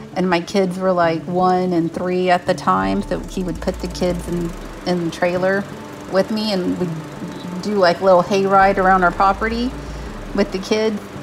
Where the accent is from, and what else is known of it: San Antonio, Texas, United States; born or raised there